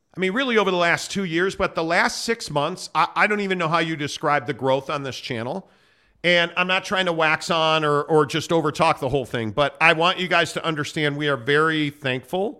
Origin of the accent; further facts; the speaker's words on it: Chicago, Illinois, United States; moved away as an adult; also born or lived in Northbrook, Illinois / Arizona; now in Utah, United States; born and raised in Chicago. Shout out Northbrook, Illinois